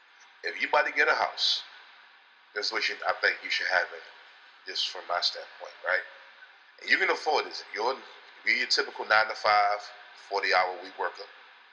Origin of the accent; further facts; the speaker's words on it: Baltimore, Maryland, United States; We come from Baltimore.